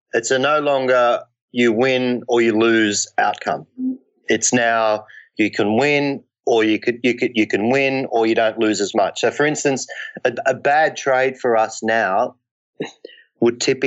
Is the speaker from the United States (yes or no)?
no; Ireland; I'm Irish by background.